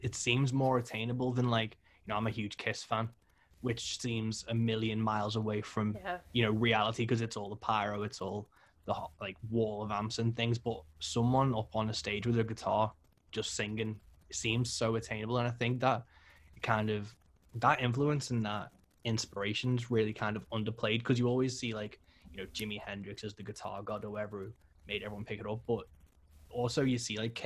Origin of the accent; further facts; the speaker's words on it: Liverpool, North West England, United Kingdom; I'm from Liverpool